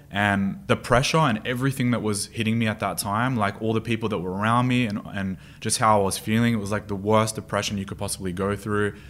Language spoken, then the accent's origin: English; Sydney, New South Wales, Australia; moved away as an adult; also born or lived in Stanmore; now in Dubai, United Arab Emirates; Born and raised in Sydney